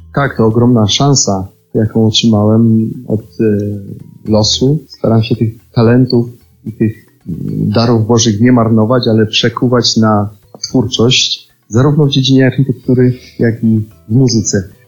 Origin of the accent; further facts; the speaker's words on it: Podhale, Lesser Poland, Poland; u nas na Podhalu